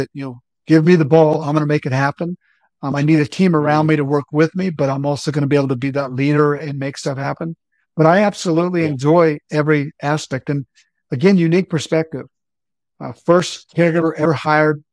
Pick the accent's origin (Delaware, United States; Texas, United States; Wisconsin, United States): Texas, United States; Odessa; moved away as an adult; also born or lived in McAllen, Texas; I graduated from Odessa Permian, and my claim to fame is that I graduated with the class of Friday Night Lights, 1989